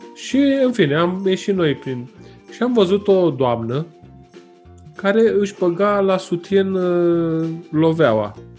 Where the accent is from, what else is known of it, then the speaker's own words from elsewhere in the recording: Romania; sunt român